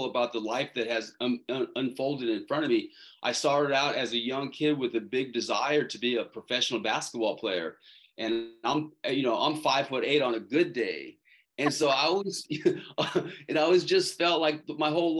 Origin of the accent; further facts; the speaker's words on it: Tucson, Arizona, United States; moved away; also born or lived in San Diego, California; I was born in Tucson, Arizona, and I was actually born there. But at the time, my family was living in San Diego